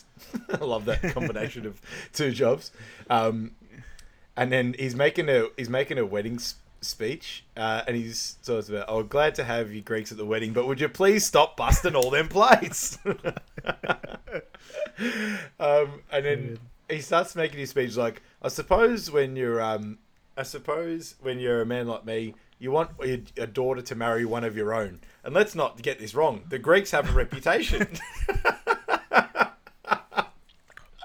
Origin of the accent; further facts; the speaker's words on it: Sunshine, Victoria, Australia; I grew up in Sunshine